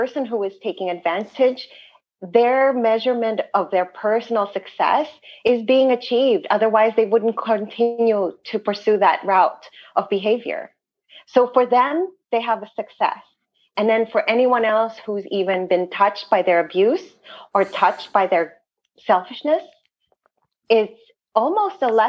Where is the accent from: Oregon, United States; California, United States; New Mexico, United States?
California, United States; San Francisco; I'm from San Francisco